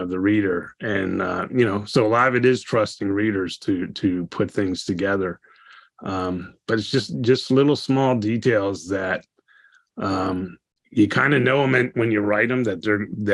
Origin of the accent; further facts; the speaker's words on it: East Coast, United States; moved away; I grew up on the East Coast